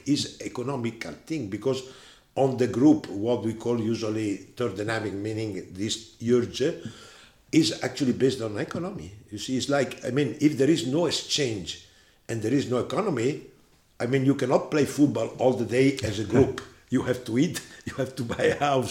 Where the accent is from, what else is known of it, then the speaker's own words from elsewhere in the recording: Italy; I was born in 1947 in Italy, close to Gardasei